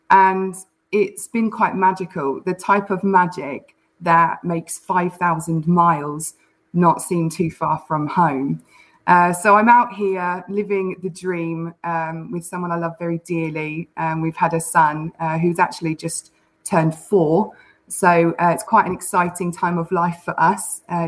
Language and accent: English; United Kingdom; now in Oklahoma, United States; This is where I say that I've been putting on a British accent the whole time, right?